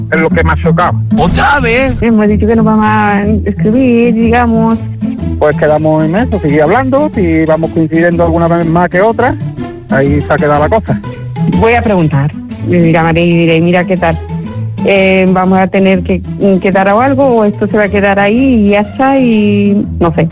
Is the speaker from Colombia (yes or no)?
no; Bolivia; Eh, mm, morena, em, soy de Bolivia. Em, eh, bajita un poco.